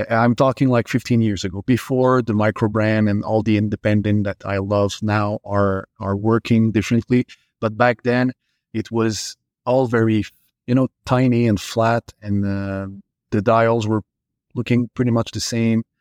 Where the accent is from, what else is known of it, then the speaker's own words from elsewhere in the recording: Montreal, Quebec, Canada; English is a second language; you know, I came from Montreal